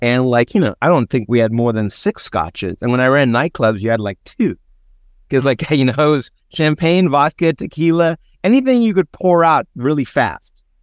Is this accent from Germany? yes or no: no; Cape Town, Western Cape, South Africa; now in San Diego, United States; growing up in Cape Town